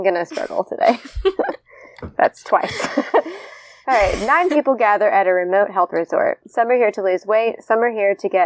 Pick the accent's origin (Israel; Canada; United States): United States; Indiana; moved away; I'm also a Midwesterner. I'm from Indiana originally. Don't live there anymore